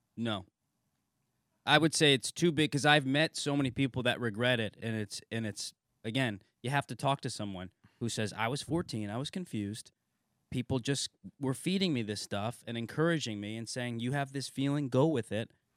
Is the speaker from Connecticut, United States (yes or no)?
yes; New Haven, Connecticut, United States; I'm from, uh, New Haven